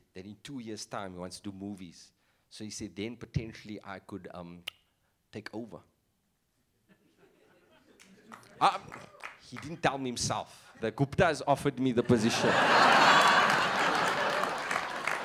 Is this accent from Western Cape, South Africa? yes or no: yes; Cape Town, Western Cape, South Africa; accent: influenced by Afrikaans; first language English; I'm from Cape Town